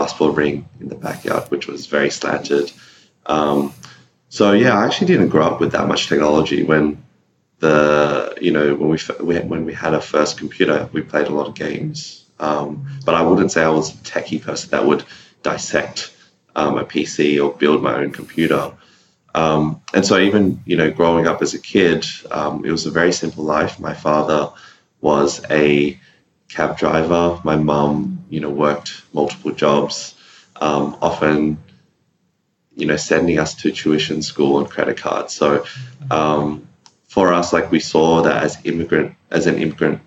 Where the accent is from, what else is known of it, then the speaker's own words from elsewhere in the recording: Sydney, New South Wales, Australia; So I grew up in Sydney, in a small suburb called Punchbowl